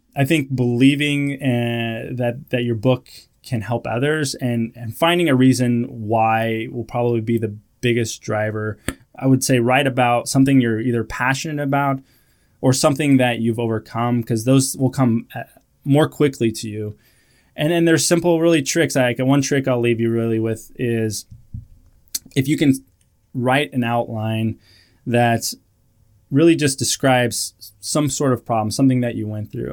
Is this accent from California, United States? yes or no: yes; California, United States; moved away as an adult; also born or lived in Iowa; I grew up in California